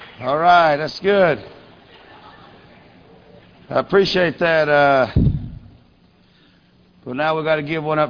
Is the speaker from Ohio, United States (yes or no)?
no; Louisiana, United States; moved away as an adult; now in Mexico; I grew up in Louisiana